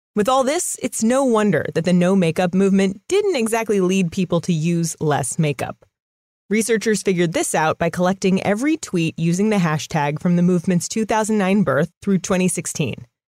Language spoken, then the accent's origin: English; California, United States; I'm, I'm from California